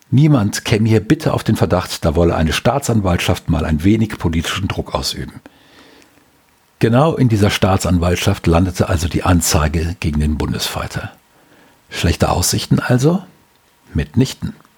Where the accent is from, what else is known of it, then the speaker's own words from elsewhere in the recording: Germany; als Deutscher